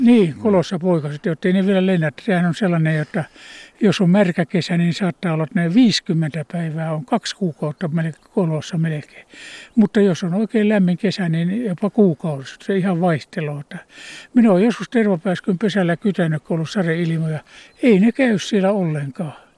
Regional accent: Ostrobothnia, Finland; now in Kuusamo, Finland; Mulla kotona Pohjanmaalla

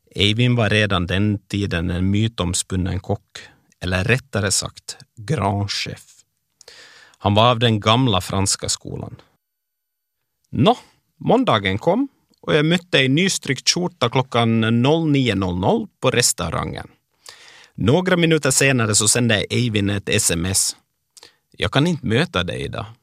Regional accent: Ekenäs, Uusimaa, Finland; moved away as an adult; now in Oslo, Norway; sommaren 95 när jag flyttade från Ekenäs till Bromar och öppnade glasskiosk som Finlands yngsta företagare

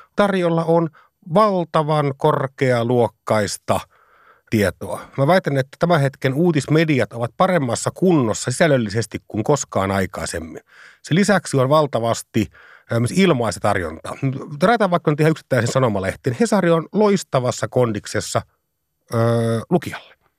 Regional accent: Savonlinna, South Savo, Finland; mä pääsin pikkupoikana Savonlinnassa itä savolehdellä kokemaan sen tilanteen

